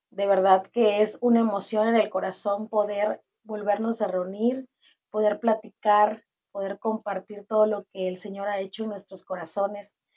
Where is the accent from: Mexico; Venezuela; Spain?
Mexico; Campeche; de Campeche. Eh, sí, en efecto, estudié la licenciatura de Ciencias de la Comunicación y Periodismo. Empecé a trabajar aquí en la ciudad de Campeche como periodista muchos años.